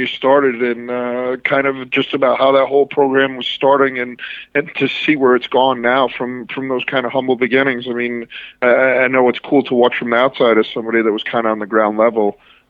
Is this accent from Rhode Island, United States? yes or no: yes; Rhode Island, United States; I'm from Rhode Island.